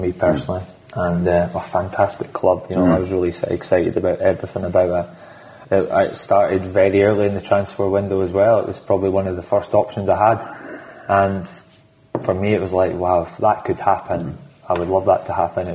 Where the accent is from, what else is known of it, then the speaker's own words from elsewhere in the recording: Scotland, United Kingdom; I'm Scottish.